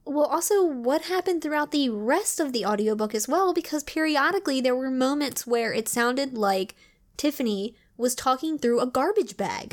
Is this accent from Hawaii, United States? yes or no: no; Maryland, United States; we're from Maryland. We're not from the South.